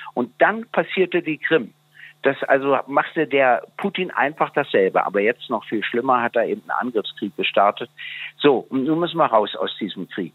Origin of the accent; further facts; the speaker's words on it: Germany; als Deutscher